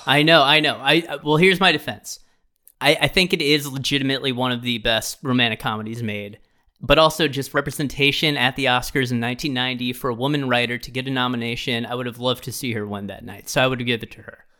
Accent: Midwest, United States; a Midwesterner

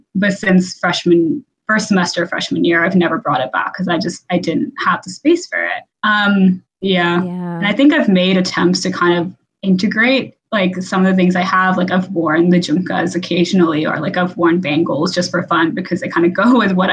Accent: Texas, United States; I grew up in Texas

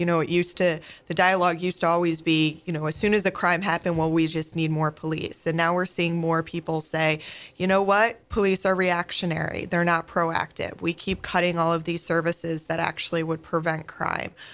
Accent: Oneonta, New York, United States; moved away as an adult; also born or lived in Pennsylvania; now in St. Louis, United States; I grew up in a small town um, in upstate New York, New York called uh, Oneonta

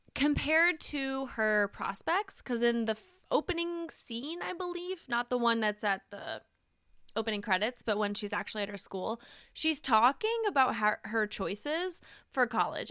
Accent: the South, United States; I'm from the South

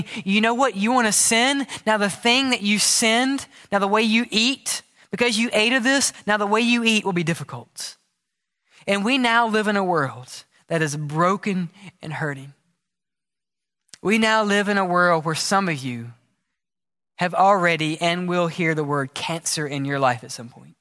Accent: United States; also born or lived in Mississippi / Alabama; Growing up in Mississippi, growing up in Alabama

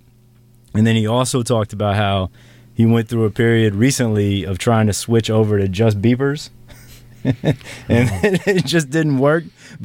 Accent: Memphis, Tennessee, United States; I'm originally from Memphis

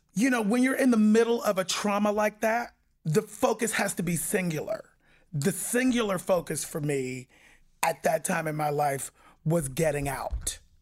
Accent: Pittsburgh, Pennsylvania, United States; I was born and raised in Pittsburgh, Pennsylvania

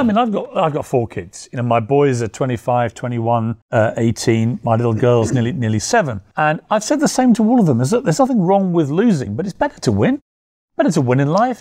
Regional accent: United Kingdom; I'm, I'm British

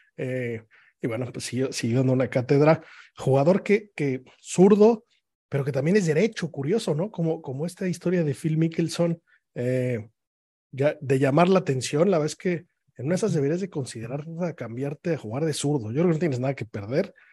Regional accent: Mexico

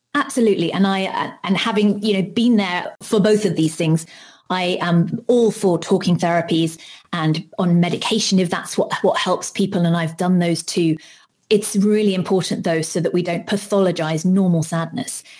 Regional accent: United Kingdom; I'm British

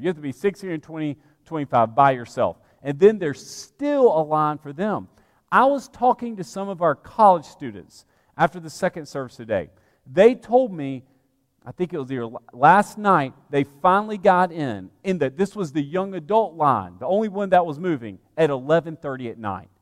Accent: Alabama, United States; moved away as an adult; also born or lived in Georgia / New Orleans, Louisiana; now in Lexington, United States; I grew up in the Deep South, in Alabama

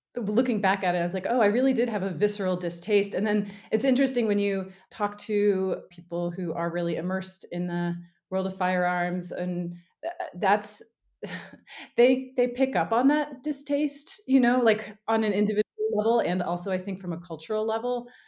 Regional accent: the South, United States; I grew up in the South

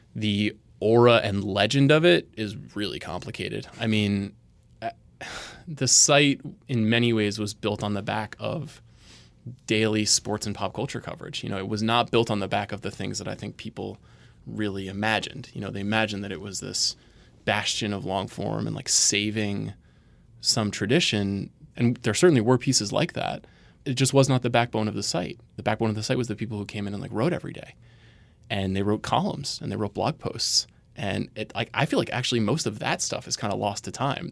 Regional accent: Long Island, New York, United States; I'm from Long Island

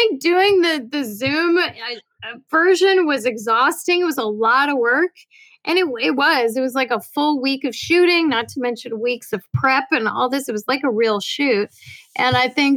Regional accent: just outside of Manhattan, New York, United States; growing up in Manhattan, just outside of Manhattan

